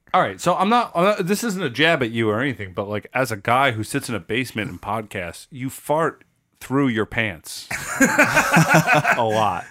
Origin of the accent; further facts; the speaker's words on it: Huntington, New York, United States; We're from Huntington, New York